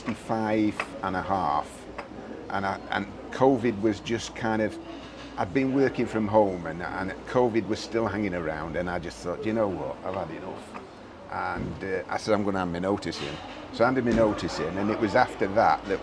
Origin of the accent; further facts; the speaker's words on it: Doncaster, Yorkshire and the Humber, United Kingdom; moved away as an adult; now in Spain; I'm originally from Doncaster.